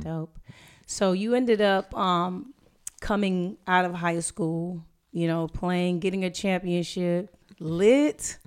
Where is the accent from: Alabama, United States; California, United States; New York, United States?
California, United States; Inglewood; growing up in Inglewood